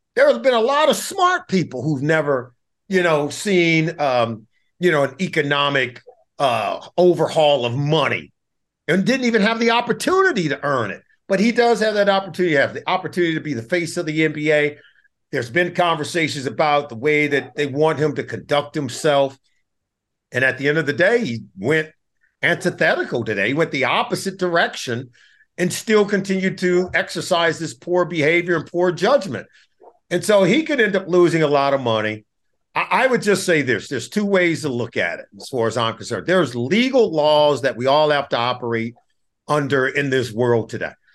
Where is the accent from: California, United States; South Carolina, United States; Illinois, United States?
California, United States; Compton; I grew up in Compton, California